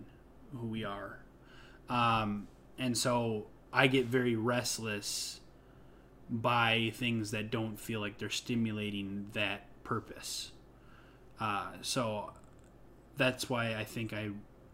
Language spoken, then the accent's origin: English; Midwest, United States; now in Chicago, United States; Midwestern values in people that I grew up